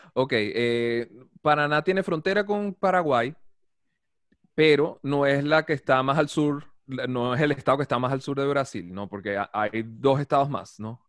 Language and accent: Spanish; Guatire, Miranda, Venezuela; moved away as an adult; now in Colombo, Brazil; yo vengo de Caracas, Guatire